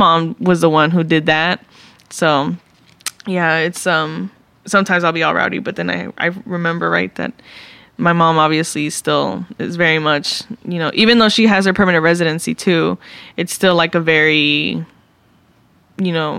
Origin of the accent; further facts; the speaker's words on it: Dallas, Texas, United States; I grew up in East Dallas, Texas